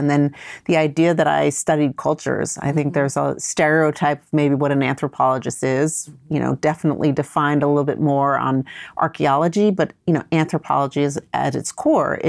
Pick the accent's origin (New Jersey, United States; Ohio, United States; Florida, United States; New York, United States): New York, United States; New York City; also born or lived in Vietnam; So I'm originally from Vietnam, but I grew up and was raised in New York, first New York City, and then upstate New York for, starting when I was about a year and a half old.